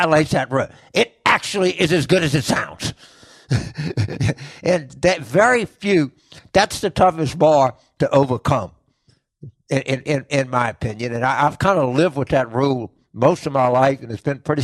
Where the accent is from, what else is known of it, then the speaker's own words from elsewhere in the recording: Carville, Louisiana, United States; my hometown